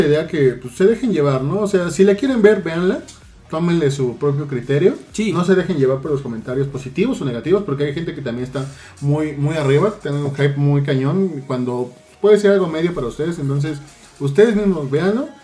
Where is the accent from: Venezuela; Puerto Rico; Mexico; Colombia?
Mexico; como mexicanos